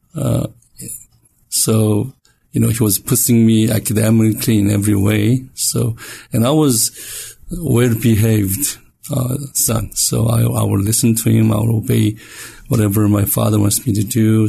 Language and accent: English; South Korea; moved away; I was born and raised in Korea